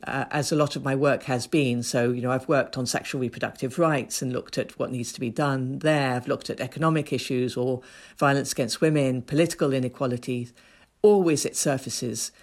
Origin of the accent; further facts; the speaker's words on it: Ethiopia; moved away; I grew up in Ethiopia. I was born in Ethiopia.